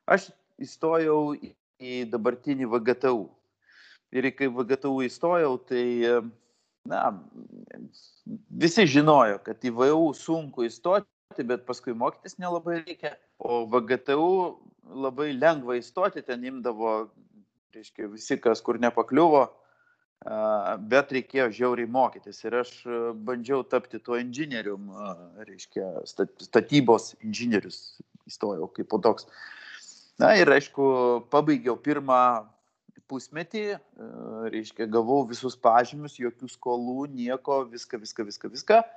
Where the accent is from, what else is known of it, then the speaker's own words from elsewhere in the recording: Vilnius, Vilnius County, Lithuania; gimiau, žaugau Vilniui, Karoliniškėse